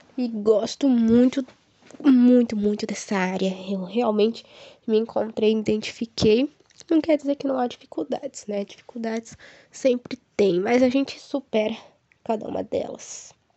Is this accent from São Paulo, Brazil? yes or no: no; Ivaiporã, Paraná, Brazil; eu nasci e moro atualmente em Vaiporã